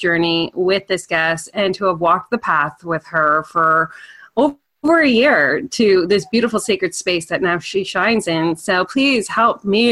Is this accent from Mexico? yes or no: no; Canada; even as Canadian